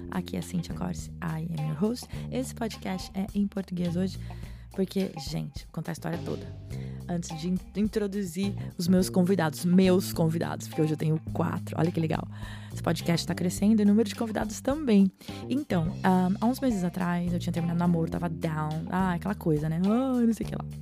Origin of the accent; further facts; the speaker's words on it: Brazil; eu sou brasileira e eu me senti agora, né? As raízes despertaram aqui.